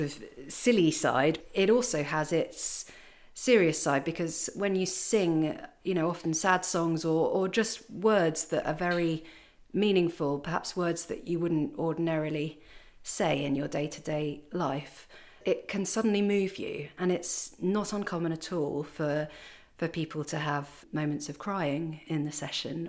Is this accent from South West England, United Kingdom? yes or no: no; Kent, South East England, United Kingdom; moved away as an adult; also born or lived in Paris, France; I'm originally from Kent